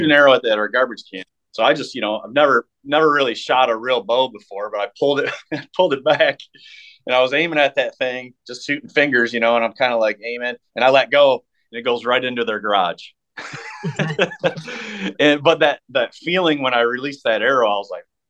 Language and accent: English; Jackson, Michigan, United States; we have a really big, bow shop in my hometown, or my old hometown of Jackson, Michigan